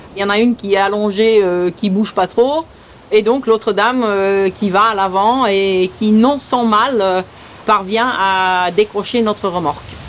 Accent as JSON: {"language": "French", "country": "St. Martin", "tie": "born or raised there", "also_born_or_lived": "Belgium", "accent": "un peu bizarre", "first_language": "Dutch", "second_language": "French", "said": "Je suis née en Belgique. Je suis venue à Saint-Martin à l'âge de 8 ans."}